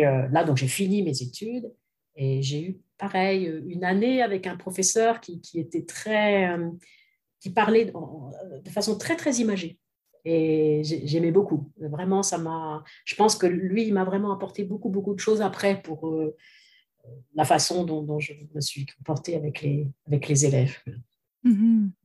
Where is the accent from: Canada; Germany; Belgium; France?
France; western France; also born or lived in Lyon; J'ai fait, fait mes études au conservatoire donc dans l'ouest de la France, puisque je suis française